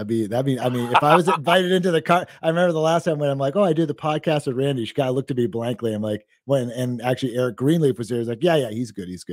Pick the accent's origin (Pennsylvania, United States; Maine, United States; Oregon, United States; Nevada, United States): Maine, United States; Western; where I grew up in Western Maine out in the sticks